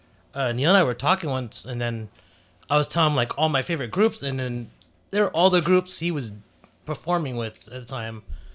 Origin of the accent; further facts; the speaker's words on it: Germany; that's like when I grew up in Germany, we started breaking